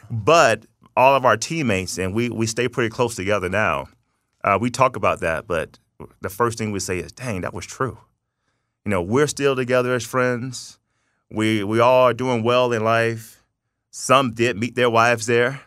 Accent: Tallahassee, Florida, United States; moved away as an adult; also born or lived in Thomasville, Georgia; now in Las Vegas, United States; I'm from North Florida, South Georgia, uh, by way of Tallahassee, Florida, Thomasville, Georgia.

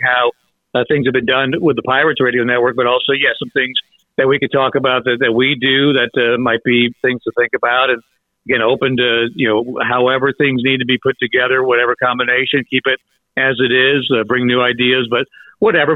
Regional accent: Ohio, United States; now in Greenville, United States; Growing up in Ohio, was a Buckeyes fan

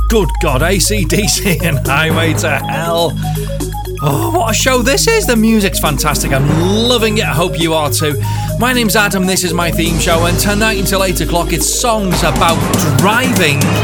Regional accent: Skelmersdale, North West England, United Kingdom; I grew up in Skelmersdale and I had a CB radio

